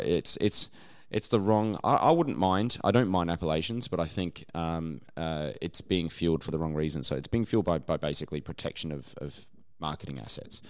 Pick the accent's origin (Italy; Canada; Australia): Australia